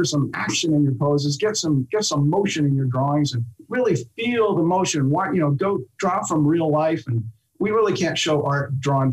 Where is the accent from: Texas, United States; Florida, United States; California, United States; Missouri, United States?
California, United States; Huntington Beach; when I was a surfer from Huntington Beach